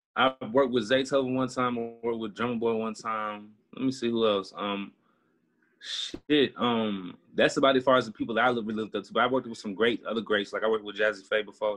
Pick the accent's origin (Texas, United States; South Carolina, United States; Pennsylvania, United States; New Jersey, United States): Texas, United States; Houston; moved away; I'm from Houston, Texas